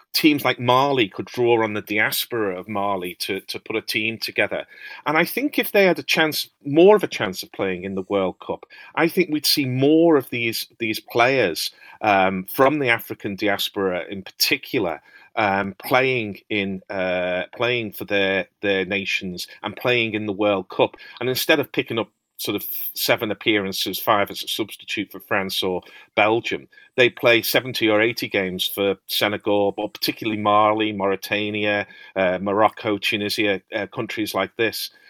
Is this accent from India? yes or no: no; Liverpool, North West England, United Kingdom; I'm a Scouser